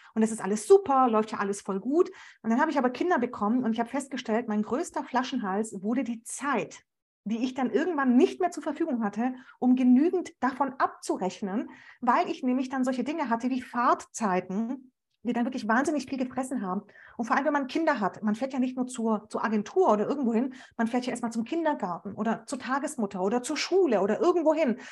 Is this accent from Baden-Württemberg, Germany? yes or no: yes; Stuttgart, Baden-Württemberg, Germany; ich komme ja auch noch aus Stuttgart